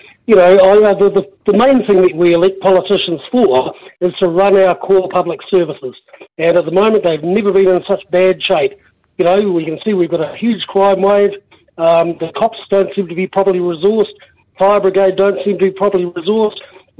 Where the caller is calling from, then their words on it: Cambridge, Waikato, New Zealand; I'm in the Waikato. I'm in Cambridge.